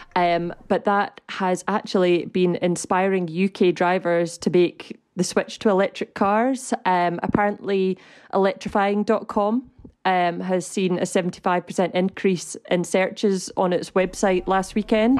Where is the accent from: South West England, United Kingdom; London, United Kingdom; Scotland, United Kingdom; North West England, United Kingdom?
Scotland, United Kingdom; as a Scottish citizen